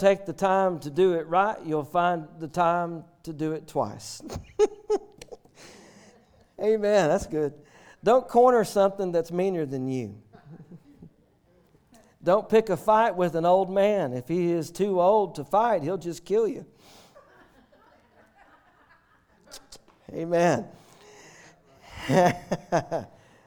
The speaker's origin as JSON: {"language": "English", "region": "the South", "country": "United States", "said": "we're from the South"}